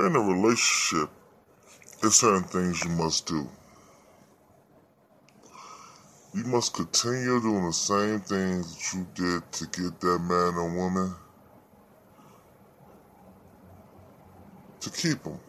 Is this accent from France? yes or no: yes; Paris, Île-de-France, France; I'm from Paris